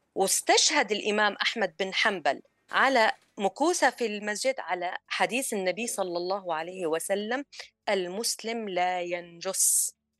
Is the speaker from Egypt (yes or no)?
no; Syria; كسوريين وسوريات